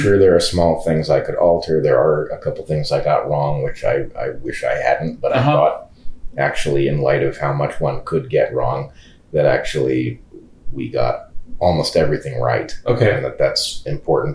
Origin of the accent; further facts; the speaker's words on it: California, United States; moved away; I'm a Californian by birth, but I don't live in California